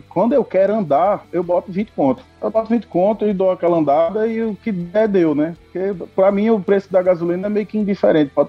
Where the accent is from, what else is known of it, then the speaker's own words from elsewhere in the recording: Recife, Pernambuco, Brazil; now in Ceará, Brazil; É, eu sou de Recife, mas estou morando aqui agora.